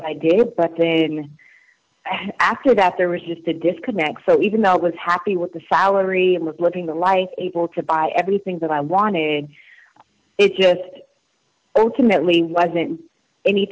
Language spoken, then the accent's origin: English; Charleston, South Carolina, United States; I grew up in Charleston, South Carolina, so I grew up as a military brat, and I ended up staying in South Carolina from middle school, high school, through college